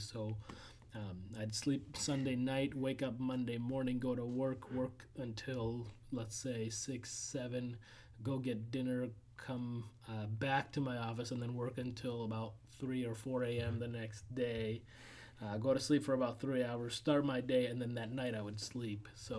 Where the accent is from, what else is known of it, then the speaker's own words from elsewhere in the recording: Lynn, Massachusetts, United States; also born or lived in Mexico; I was born in Mexico. They were kind of pioneer missionaries reverse. So I came to the U.S. As a missionary kid to the Latino American community in the mainly in the Lynn, Massachusetts, and Boston, Massachusetts